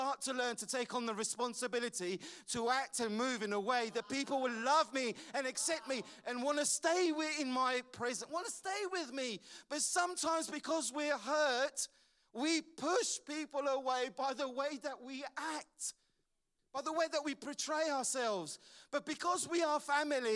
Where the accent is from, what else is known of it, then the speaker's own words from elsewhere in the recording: London, United Kingdom; As I was growing up in London, my father died when I was 15 years old